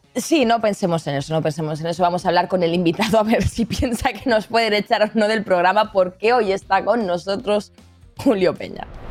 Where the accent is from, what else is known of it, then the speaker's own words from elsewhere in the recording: Catalonia, Spain; Que soy catalana